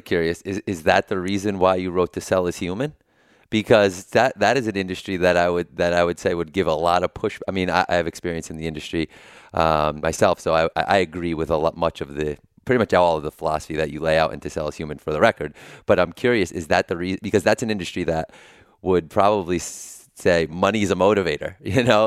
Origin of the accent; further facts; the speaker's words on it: New Haven, Connecticut, United States; I'm from New Haven